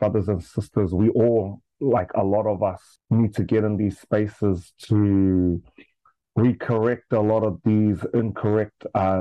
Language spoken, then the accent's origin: English; Australia; moved away as an adult; now in Auckland, New Zealand; I was raised in Australia most of my life